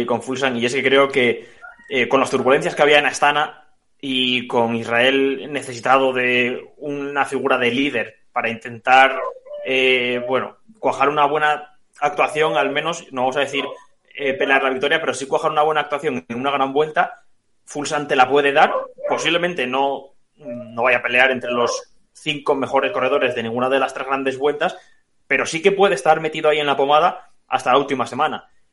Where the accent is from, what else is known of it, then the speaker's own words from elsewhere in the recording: Spain; como aficionado español que soy